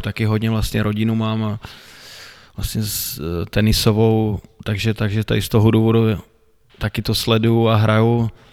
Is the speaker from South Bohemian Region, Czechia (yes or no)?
no; Šumperk, Olomouc Region, Czechia; moved away as an adult; also born or lived in Plzeň / Pardubice; Narodil jsem se tady vlastně, že v mládeží jsem tady prošel